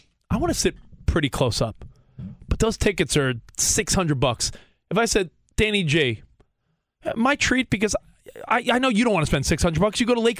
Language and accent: English; Long Island, New York, United States; And I'm from Long Island